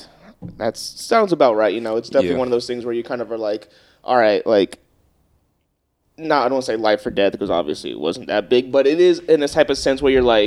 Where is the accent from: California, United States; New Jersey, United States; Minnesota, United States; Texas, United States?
California, United States; Long Beach; all of us here, the three of us, all Long Beach born and raised natives.